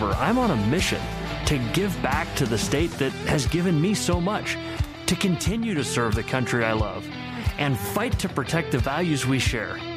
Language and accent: English; Akron, Ohio, United States; I was born and raised in Akron and a proud Ohio State graduate. This is our home.